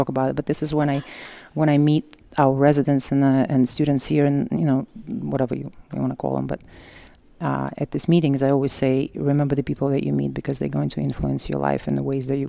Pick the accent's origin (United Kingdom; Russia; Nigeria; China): Russia; Siberia; moved away as an adult; now in New York, United States; I graduated nursing school actually in Siberia, so, and then I was raised in Soviet Union times